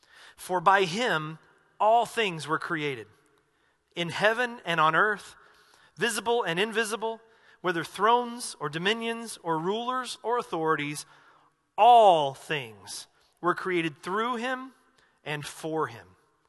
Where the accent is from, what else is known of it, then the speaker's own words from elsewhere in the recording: United States; accent: southern; I lost my southern accent for a reason.